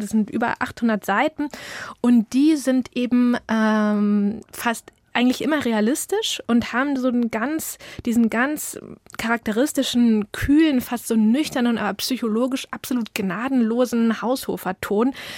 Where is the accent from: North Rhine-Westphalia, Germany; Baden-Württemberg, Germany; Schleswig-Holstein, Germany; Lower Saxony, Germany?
Schleswig-Holstein, Germany; village near Schwarzenbek; bei uns auf dem Dorf